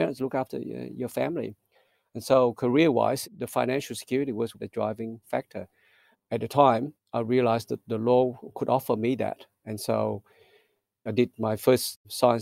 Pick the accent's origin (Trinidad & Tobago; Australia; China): Australia; South Australia; English is a second language; also born or lived in Vietnam / Melbourne; growing up in Australia